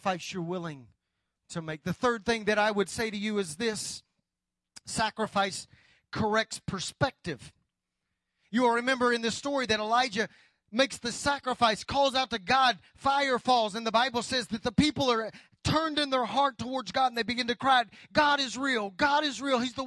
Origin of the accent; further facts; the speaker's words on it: United States; as American Christians